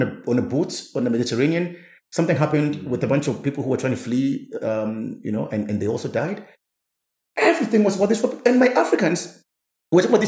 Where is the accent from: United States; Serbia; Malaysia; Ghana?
Ghana; as a Ghanaian